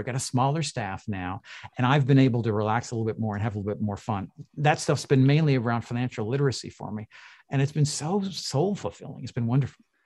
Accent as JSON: {"language": "English", "town": "Toronto", "region": "Ontario", "country": "Canada", "tie": "born or raised there", "said": "was born in, in Toronto"}